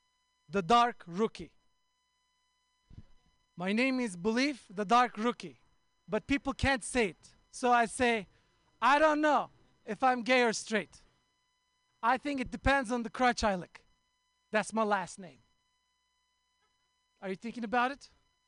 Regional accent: Oakland, California, United States; I'm from Oakland.

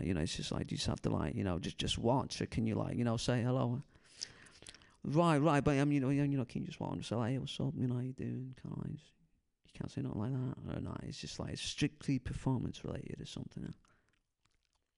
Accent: Alameda, California, United States; I'm from the Bay Area

